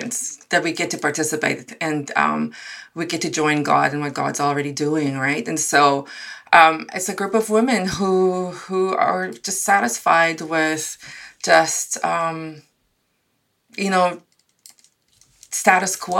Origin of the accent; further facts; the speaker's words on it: South Africa; moved away as an adult; now in Canada; I was born and raised in South Africa, and I've spent the first 23 years of my life in South Africa